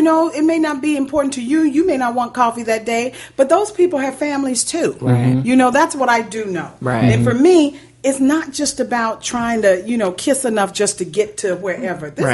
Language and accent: English; St. Louis, Missouri, United States; also born or lived in West Point, Mississippi; now in Los Angeles, United States; I'm from St. Louis, and all of my summers were spent in the South because my family's from Mississippi.